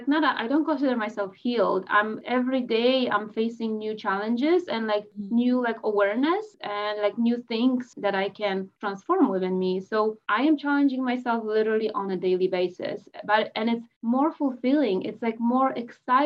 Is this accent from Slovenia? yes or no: no; Poland; now in Canada; I'm in Canada, I'm Polish, I was born in Poland, I came to Canada in 2006.